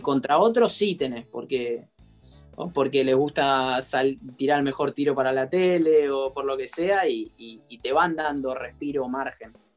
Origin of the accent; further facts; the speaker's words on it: Argentina; en el momento que yo era chico y siendo argentino